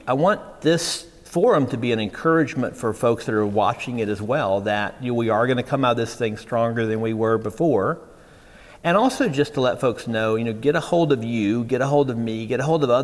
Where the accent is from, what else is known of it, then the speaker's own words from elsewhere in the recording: Houston, Texas, United States; I grew up in Houston